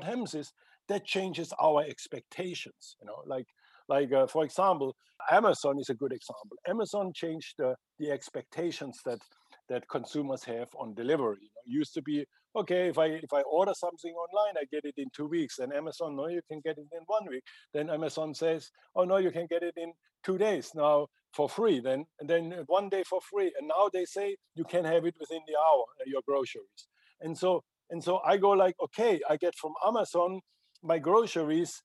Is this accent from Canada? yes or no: no; Germany; I am from Germany